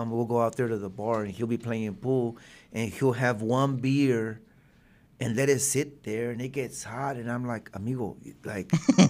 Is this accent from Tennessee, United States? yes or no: no; Springdale, Arkansas, United States; in Springdale, because I'm from Springdale.